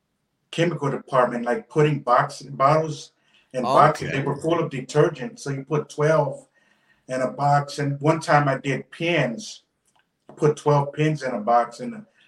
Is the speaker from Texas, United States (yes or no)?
yes; Houston, Texas, United States; I was born in the Heights area